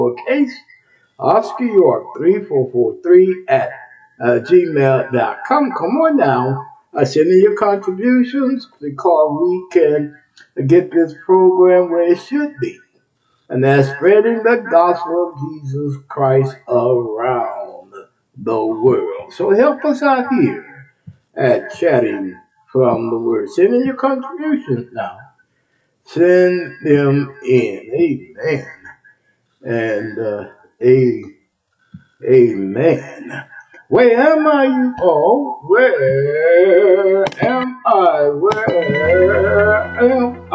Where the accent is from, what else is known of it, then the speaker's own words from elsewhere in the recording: Texas, United States; moved away; I'm from Texas. That's my home state